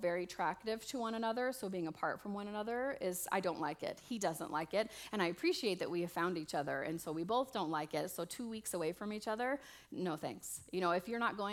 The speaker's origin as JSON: {"language": "English", "town": "Las Vegas", "region": "Nevada", "country": "United States", "said": "I'm from Vegas, and originally, and well, not originally, but mostly"}